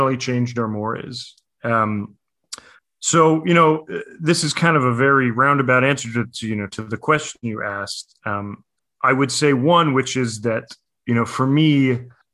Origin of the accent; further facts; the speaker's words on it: United States; now in New York, United States; as an American, you know, living in New York